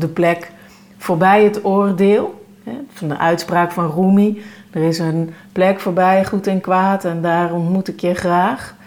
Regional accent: North Brabant, Netherlands; ik kom uit Brabant

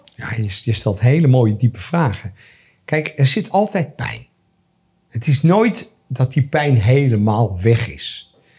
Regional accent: Amsterdam, North Holland, Netherlands; also born or lived in France; want iedereen wist dat ik uit Amsterdam kwam

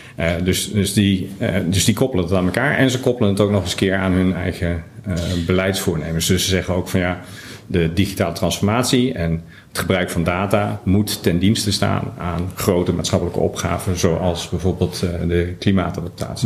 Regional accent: Netherlands; we in Nederland

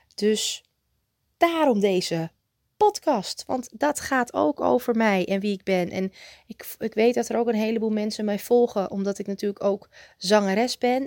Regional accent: Muiderberg, North Holland, Netherlands; moved away; ik werkte ook bij een groenteboer in Muidenberg, waar ik vandaan kwam

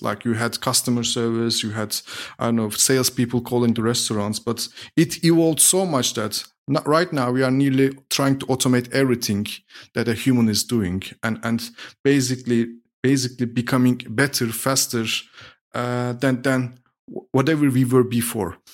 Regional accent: Turkey; moved away as an adult; now in Berlin, Germany; I'm originally from Turkey, was born and raised in Turkey, moved to Germany seven years ago.

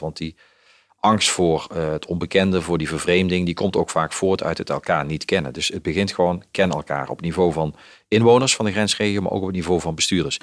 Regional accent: Limburg, Netherlands; als ik in Limburg ben, dan ben ik gewoon de Limburger

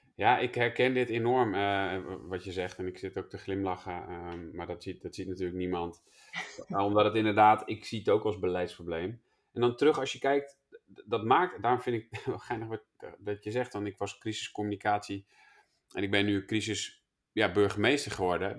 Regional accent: Twente, Overijssel, Netherlands; ik kom zelf ook uit Twente

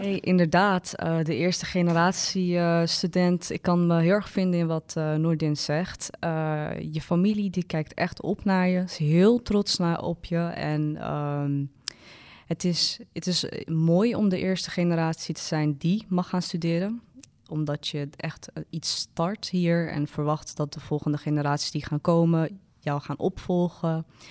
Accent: Amsterdam, North Holland, Netherlands; ik kom uit Amsterdam. Dus ik ken de stad goed

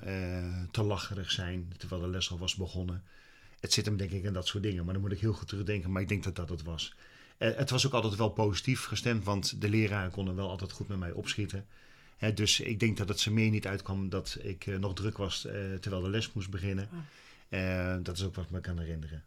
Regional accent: Utrecht, Netherlands; ik ben groot geworden in Utrecht

